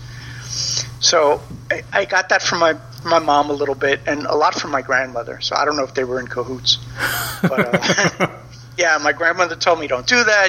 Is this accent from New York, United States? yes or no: yes; New York City, New York, United States; I grew up in the Bronx